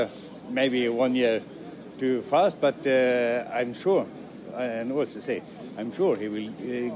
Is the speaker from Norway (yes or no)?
yes; Molde, Møre og Romsdal, Norway; English is a second language; I'm from Molde.